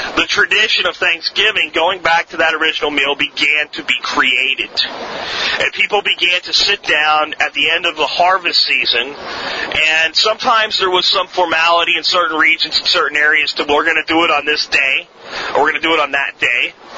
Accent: Florida, United States; born or raised there; accent: Florida accent; also born or lived in Pennsylvania

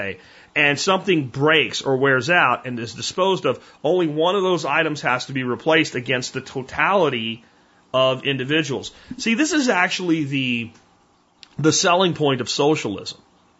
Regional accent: Jacksonville, Florida, United States; I grew up in Jacksonville, Florida for a part of my childhood.

